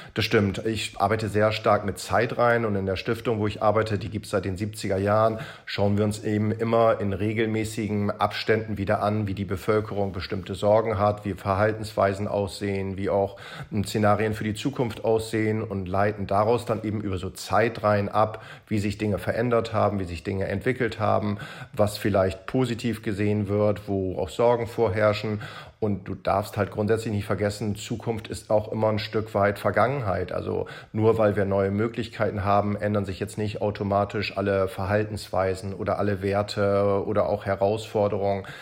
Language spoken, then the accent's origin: German; Hamburg, Germany; Ich komme ja aus Hamburg